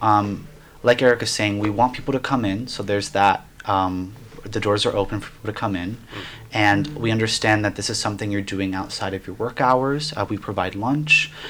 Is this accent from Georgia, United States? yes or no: no; Miami, Florida, United States; now in Asheville, United States; I'm coming from Miami, Florida. I'm Cuban American